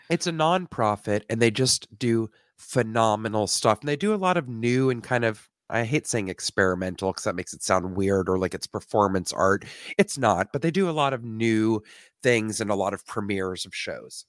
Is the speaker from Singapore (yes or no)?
no; Canada; I'm from Canada